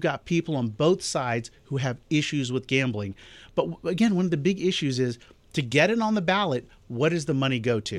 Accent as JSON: {"language": "English", "town": "Augusta", "region": "Georgia", "country": "United States", "tie": "born or raised there", "said": "my hometown of Augusta"}